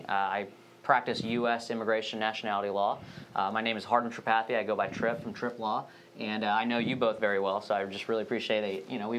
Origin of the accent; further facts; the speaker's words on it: Lakeland, Florida, United States; also born or lived in India; I'm from Lakeland, Florida, 863 area